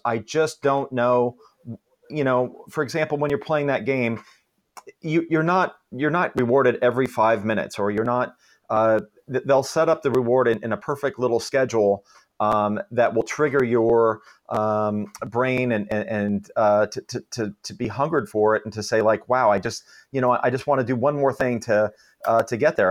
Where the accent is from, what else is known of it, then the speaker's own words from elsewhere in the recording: Palo Alto, California, United States; also born or lived in Walnut Creek, California; I grew up in Palo Alto